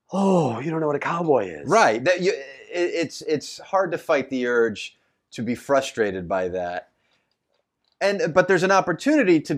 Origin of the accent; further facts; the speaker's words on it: Houston, Texas, United States; I'm from Houston, Texas.